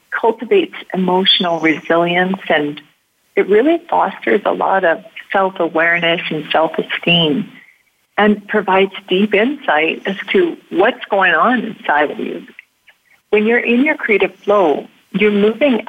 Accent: Canada; being Canadian and being born near the forest

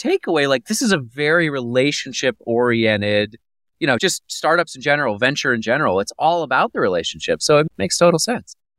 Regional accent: Pennsylvania, United States; moved away; I'm from Pennsylvania originally.

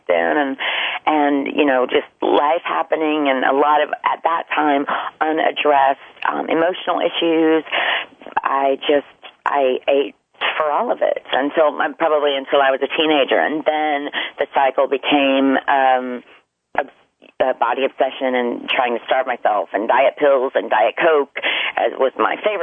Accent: the South, United States; I'm from the South, and everything is deep fried, cheesed

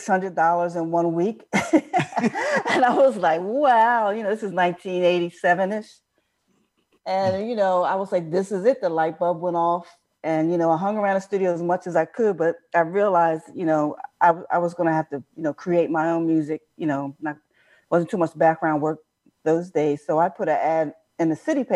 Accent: New Jersey, United States; I grew up in South New Jersey

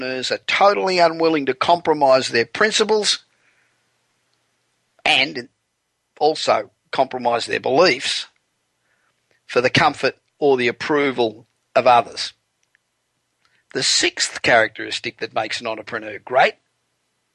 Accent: Australia; moved away as an adult; now in Los Angeles, United States; America, where I've lived now for 25 years, and my home country of Australia

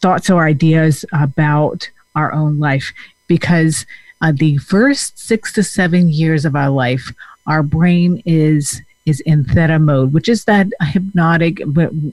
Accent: Denmark; moved away as an adult; I also came from another country. So I came from Denmark, and when I was 21, I came by myself.

